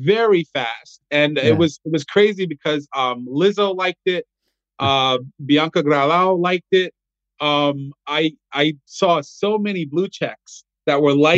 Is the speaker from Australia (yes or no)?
no; Puerto Rico; now in South Carolina, United States; I'm Puerto Rican